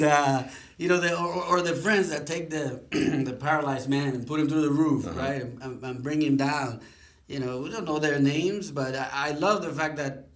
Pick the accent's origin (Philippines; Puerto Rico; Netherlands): Puerto Rico; moved away as an adult; now in United States; I'm originally from Puerto Rico, small island in the Caribbean